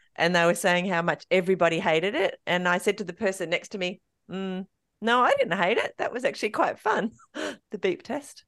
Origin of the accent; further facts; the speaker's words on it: King Island, Tasmania, Australia; also born or lived in Melbourne; now in Tasmania, Australia; I grew up on King Island, but um, my family came from Melbourne to go to King Island, and then uh, my mum went away, had me in Melbourne, and then came back to King Island.